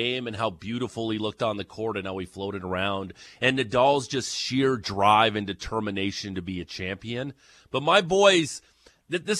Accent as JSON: {"language": "English", "country": "Canada", "said": "we're Canadians"}